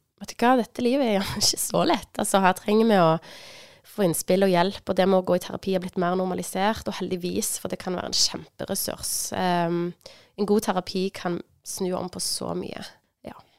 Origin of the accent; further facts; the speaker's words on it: Sandnes, Rogaland, Norway; moved away; Jeg er fra Sandnes òg. Jeg har bodd lenge vekke, men nå er jeg bosatt i Sandnes.